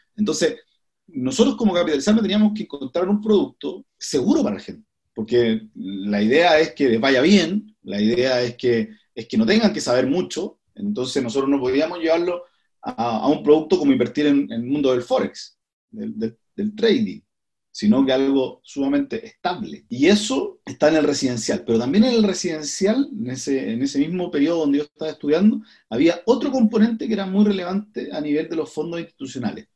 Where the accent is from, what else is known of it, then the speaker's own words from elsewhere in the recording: Coquimbo, Chile; now in Santiago, Chile; soy de Coquimbo. Me vine el año 2005 a, a Santiago